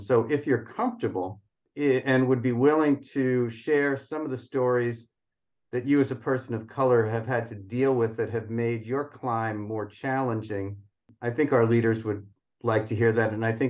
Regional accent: New York, United States; He heard some of the challenges I didn't have to deal with growing up in New York.

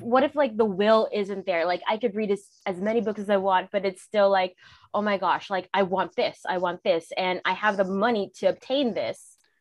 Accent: Canada; I'm Canadian

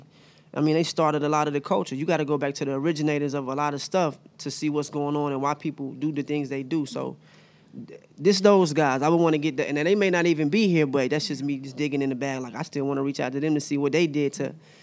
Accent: Charlotte, North Carolina, United States; I am from Charlotte.

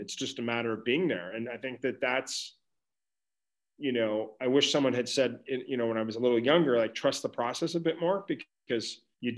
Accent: Ottawa, Ontario, Canada; I was from Ottawa

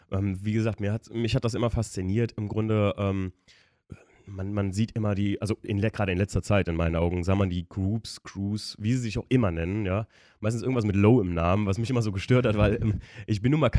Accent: Koblenz, Rhineland-Palatinate, Germany; Also das ist hier bei uns in der Gegend, also wir kommen hier alle aus der Gegend um Koblenz rum und das ist in, hier in der Eifel in Polch

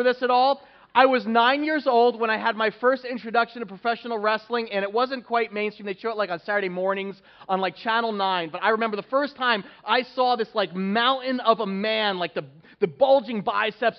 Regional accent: Northeast, United States; Growing up in the Northeast

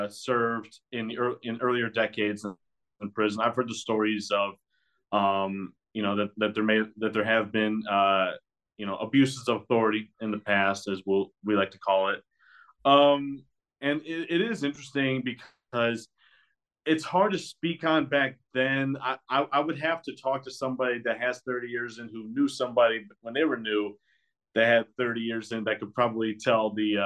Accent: Michigan, United States; I'm from Michigan, southern Michigan.

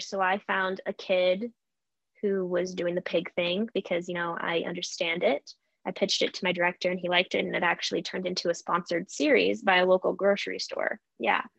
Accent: area of the Almeda Fire, Oregon, United States; my hometown or my community

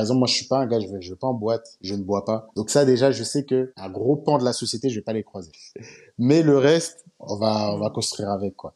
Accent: Paris suburbs, Île-de-France, France; moved away as an adult; also born or lived in China; now in Abidjan, Côte d'Ivoire; j'ai grandi en banlieue parisienne.

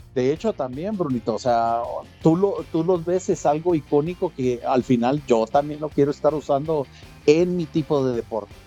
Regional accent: Mexico; a nosotros en específico como eh, como se llama como mexicanos

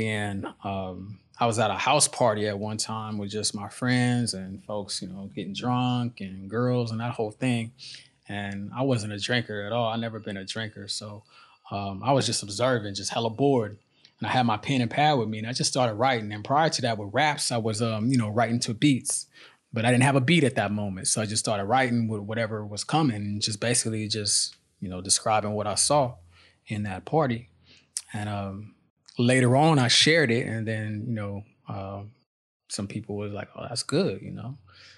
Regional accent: San Francisco, California, United States; also born or lived in Oakland; now in Indonesia; In San Francisco, California, Oakland, California, both sides of the bank.

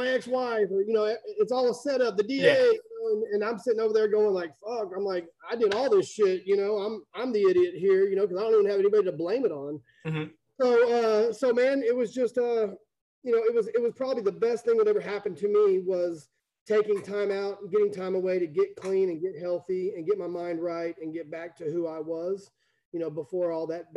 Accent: Plano, Texas, United States; I grew up in Plano, Texas. Family got here in about 1975

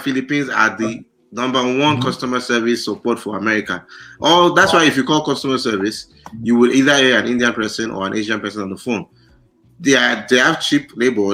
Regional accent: Nigeria; moved away; I'm from Africa, I'm from Nigeria

